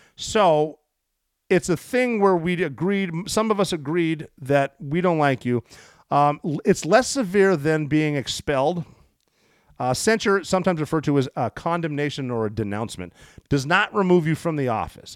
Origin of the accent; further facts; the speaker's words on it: United States; I'm an American